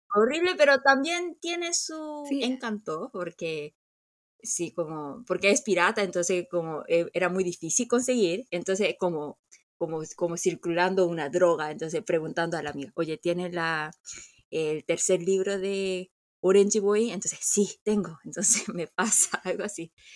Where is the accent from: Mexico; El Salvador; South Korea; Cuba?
South Korea; nosotros los coreanos